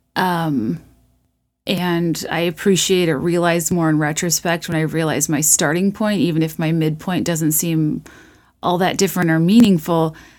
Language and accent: English; Virginia, United States; now in Chicago, United States; I grew up in Virginia, and it's been interesting living here for a while